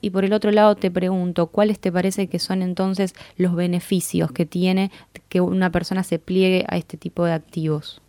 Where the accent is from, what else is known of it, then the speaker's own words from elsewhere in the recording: Argentina; como argentinos, argentinas nos suele interesar